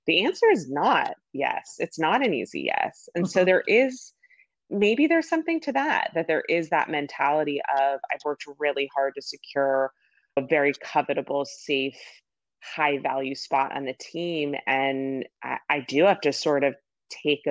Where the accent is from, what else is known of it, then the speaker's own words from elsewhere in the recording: California, United States; I grew up in California.